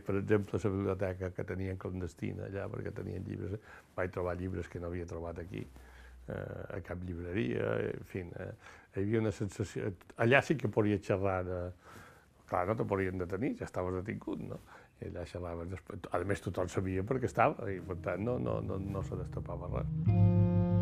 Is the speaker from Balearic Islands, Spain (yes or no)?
yes; Mallorca, Balearic Islands, Spain; jo, de Mallorca